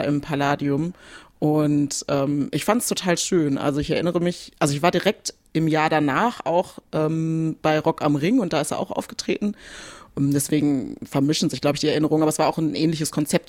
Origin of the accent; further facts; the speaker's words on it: Bielefeld, North Rhine-Westphalia, Germany; now in Cologne, Germany; Bielefeld ist meine Heimatstadt